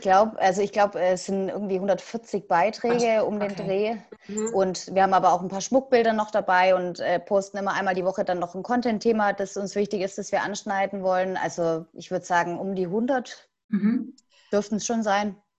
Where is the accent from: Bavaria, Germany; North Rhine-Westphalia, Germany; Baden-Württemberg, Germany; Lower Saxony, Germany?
Baden-Württemberg, Germany; Asperg; ich komme aus Asberg, Nähe Ludwigsburg bzw. Stuttgart